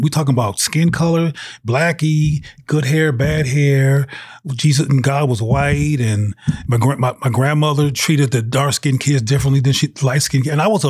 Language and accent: English; Los Angeles, California, United States; also born or lived in Bay Area / Seattle / Jackson; I am originally from South Central Los Angeles, the Bay Area, in Seattle, Washington, and Jackson, Mississippi. The reason I bring in all those places is because I lived in those places as a child, and they're all relevant to my development.